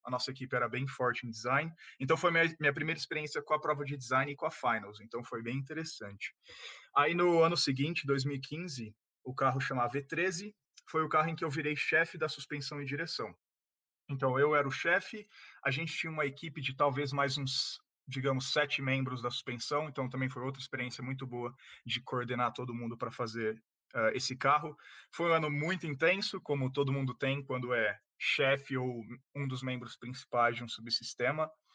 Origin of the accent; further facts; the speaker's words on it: Ribeirão Preto, São Paulo, Brazil; eu sou de Ribeirão Preto, no interior de São Paulo